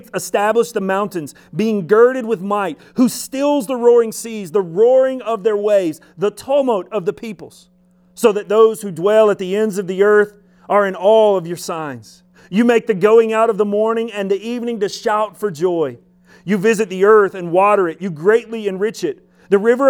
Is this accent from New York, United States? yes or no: no; Alabama, United States; I'm from Alabama, but don't worry, we had shoes there